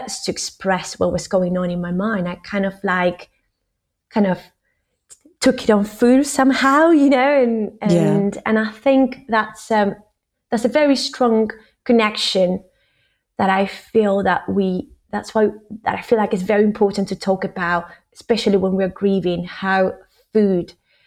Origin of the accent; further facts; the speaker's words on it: Argentina; now in United Kingdom; I'm from Argentina.